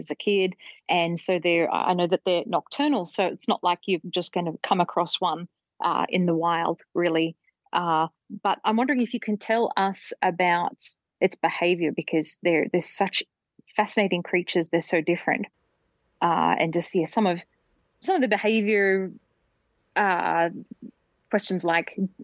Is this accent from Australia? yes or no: yes; Australia; I grew up in Australia